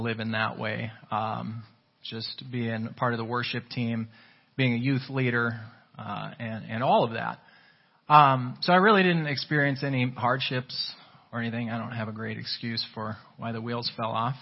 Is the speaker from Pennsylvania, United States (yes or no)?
no; New London, Minnesota, United States; I was raised just outside of New London here